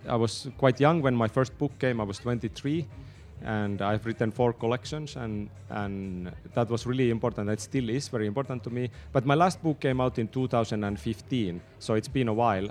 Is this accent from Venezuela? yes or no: no; Tornio, Lapland, Finland; I was born in Tornio. It's a small town in the south of Lapland